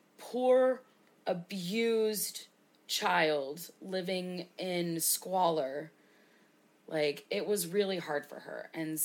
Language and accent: English; United States; Because, again, we're American.